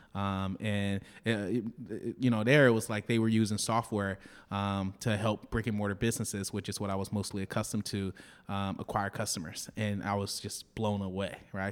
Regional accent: Detroit, Michigan, United States; moved away as an adult; now in Los Angeles, United States; I grew up in Detroit, uh, in the Jeffries Projects, raised by a single mother

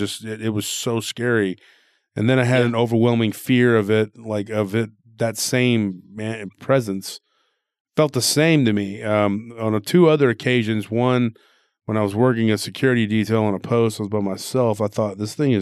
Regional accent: Texas, United States; born or raised there

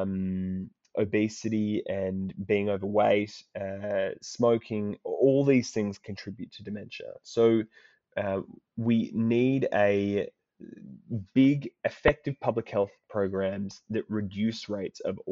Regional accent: Sydney, New South Wales, Australia; moved away as an adult; now in Oxford, United Kingdom; So I grew up on the outskirts of Sydney, kind of around Dural, Cherrybrook.

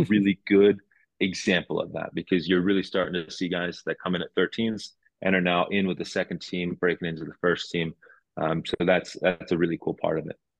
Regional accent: New Jersey, United States; moved away as an adult; now in Cincinnati, United States; we grew up together in Jersey

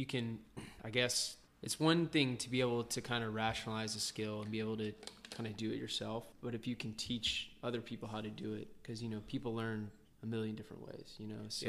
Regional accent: Atlanta, Georgia, United States; moved away as an adult; now in Chiang Mai, Thailand; I grew up in Atlanta my whole life.

